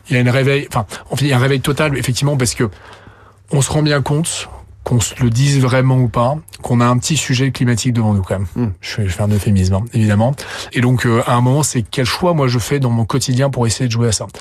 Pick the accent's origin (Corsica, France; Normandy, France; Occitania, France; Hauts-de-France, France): Hauts-de-France, France; Lille; je suis Lillois